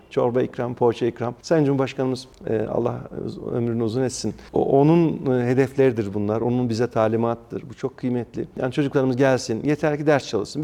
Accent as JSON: {"language": "Turkish", "region": "Ankara", "country": "Turkey", "tie": "born or raised there", "said": "ben Mamak'ta doğdum büyüdüm"}